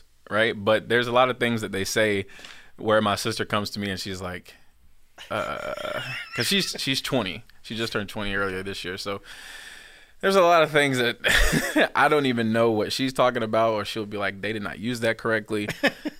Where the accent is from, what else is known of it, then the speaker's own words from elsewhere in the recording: Georgia, United States; accent: country twang; I'm right here from Georgia. I have the country twang sometimes